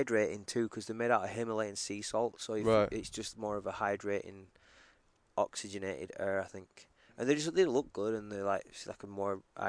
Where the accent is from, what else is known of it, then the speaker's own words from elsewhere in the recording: England, United Kingdom; now in United States; growing up in England